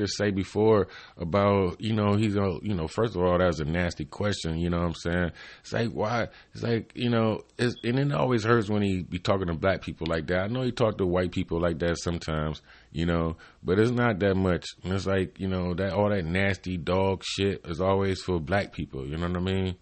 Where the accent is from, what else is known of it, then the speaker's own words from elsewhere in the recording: Cleveland, Ohio, United States; I'm from Cleveland, Ohio, East Cleveland